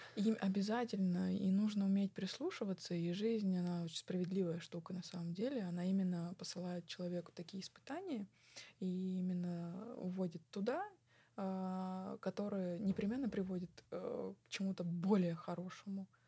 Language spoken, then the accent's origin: Russian; Tulun, Irkutsk Oblast, Russia; я родилась в России, я выросла в России, э, я разговариваю на русском, я а, жила в городе Тулуне в своем доме